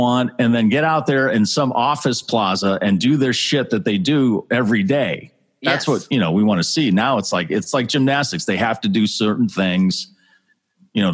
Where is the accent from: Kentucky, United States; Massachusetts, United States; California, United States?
Massachusetts, United States; we're from Massachusetts. We're massholes.